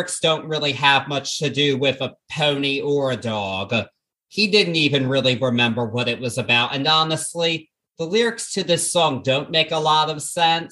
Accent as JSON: {"language": "English", "town": "Baltimore", "region": "Maryland", "country": "United States", "tie": "born or raised there", "said": "in my hometown of Baltimore"}